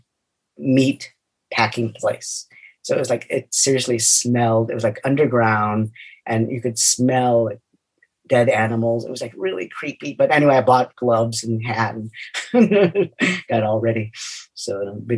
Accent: Chicago, Illinois, United States; also born or lived in Los Angeles, California; now in Los Angeles County, United States; Growing up in Chicago, we had creature features on Friday night or Saturday night

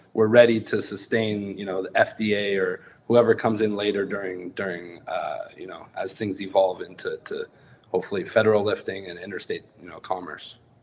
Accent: San Francisco Bay Area, California, United States; i was lucky to be from the san francisco uh, bay area

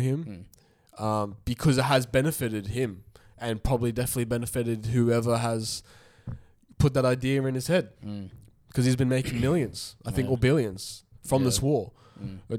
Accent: Australia; accent: Aussie; I legit was like, actually Australian

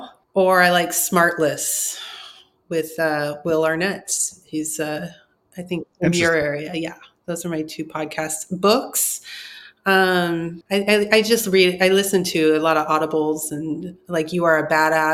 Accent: Orange County, California, United States; I'm from Orange County

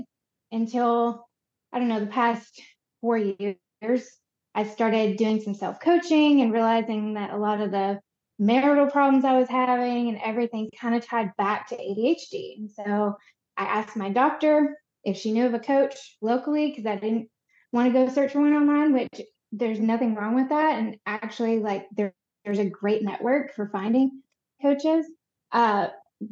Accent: Conway, Arkansas, United States; moved away as an adult; also born or lived in Chicago; I was born in Conway, Arkansas, and raised here for most of my life

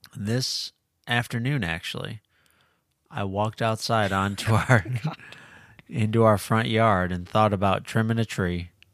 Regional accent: Illinois, United States; Growing up in Illinois

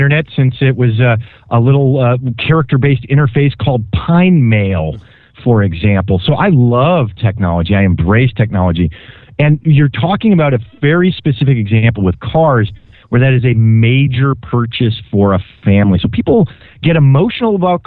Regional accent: Minneapolis, Minnesota, United States; now in California, United States; growing up in Minneapolis

